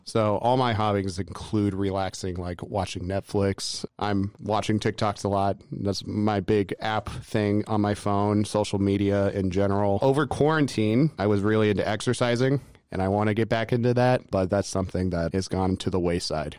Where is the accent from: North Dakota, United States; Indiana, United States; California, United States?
Indiana, United States; Lafayette; I grew up in Lafayette, Indiana